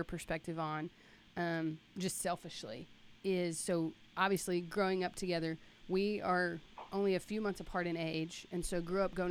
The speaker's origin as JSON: {"language": "English", "region": "Mississippi", "country": "United States"}